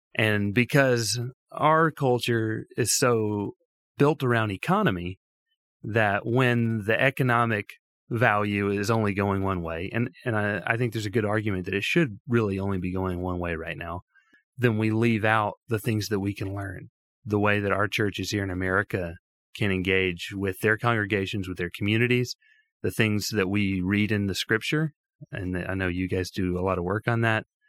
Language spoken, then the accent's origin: English; Tuscaloosa, Alabama, United States; moved away as an adult; now in Phoenix, United States; I grew up in the South, um, the Deep South of Tuscaloosa, Alabama, born and raised there.